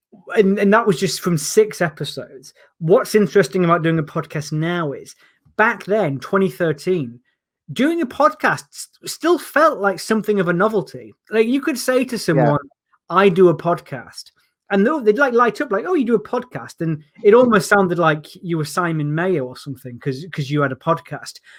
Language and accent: English; Yorkshire and the Humber, United Kingdom; moved away as an adult; also born or lived in London; I'm from Yorkshire